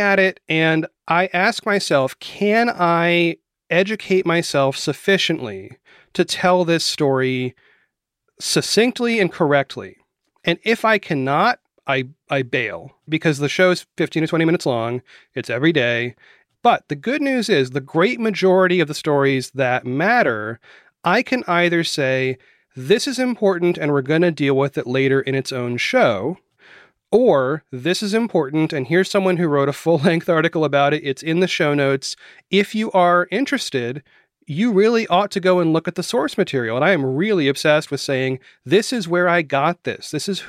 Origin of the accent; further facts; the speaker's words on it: Florida, United States; also born or lived in Maine / West Virginia; I was born in Maine. I lived all over the Northeast. We moved a lot when I was a child, and I ended up in Florida, and my family is from West Virginia.